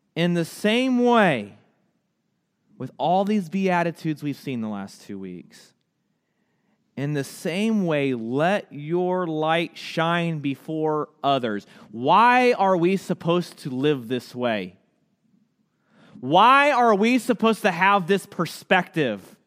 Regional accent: United States; ourselves as the American church

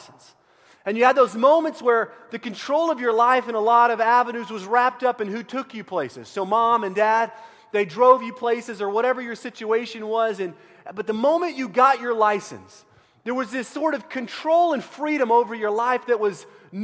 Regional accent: Central Texas, United States; I grew up in Central Texas

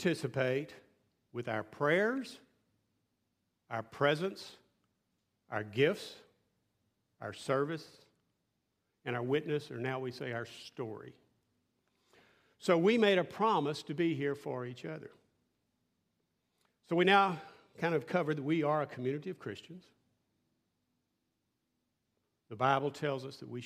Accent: West Texas, United States; I grew up in West Texas, flat

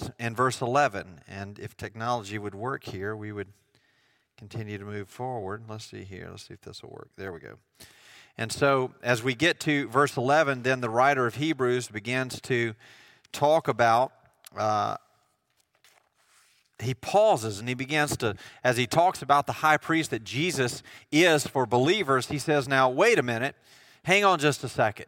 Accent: United States; I'm from Jones County

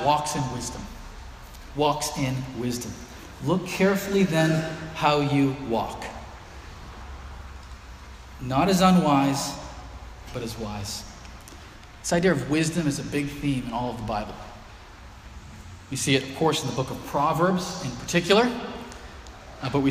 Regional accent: Haverhill, Massachusetts, United States; Cornell Road where I grew up here in Haverhill

